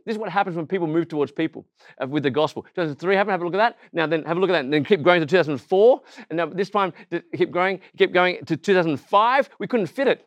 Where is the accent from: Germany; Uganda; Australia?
Australia; accent: Aussie; I look Asian, I sound Aussie, and actually, I'm not just Asian, I am Malaysian because my parents are born just outside of K L in Srunban